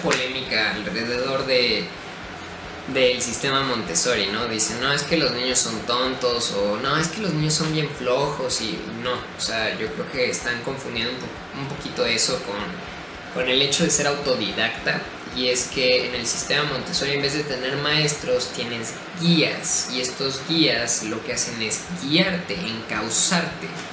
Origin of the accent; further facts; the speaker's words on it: Querétaro, Mexico; soy de México, Querétaro